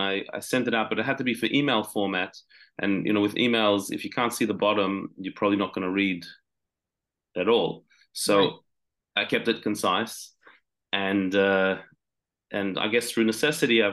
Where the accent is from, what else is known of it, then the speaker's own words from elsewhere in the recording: Sydney, New South Wales, Australia; I'm from Sydney, Australia, born and bred.